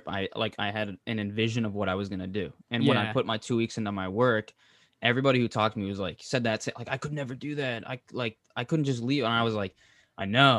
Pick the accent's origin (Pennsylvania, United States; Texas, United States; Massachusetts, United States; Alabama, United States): Massachusetts, United States; Cape Cod; also born or lived in Boston, Massachusetts / Pembroke, Massachusetts / Stoughton, Massachusetts / Mansfield, Massachusetts; this is like my hometown because I grew up on the Cape here in Massachusetts